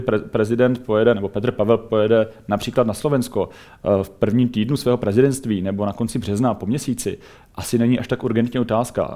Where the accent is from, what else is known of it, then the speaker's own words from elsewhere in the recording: Czechia; my jako Češi